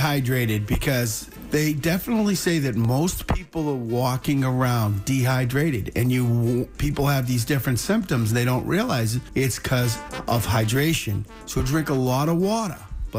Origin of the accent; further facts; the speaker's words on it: Boston, Massachusetts, United States; accent: Boston; I'm from Boston.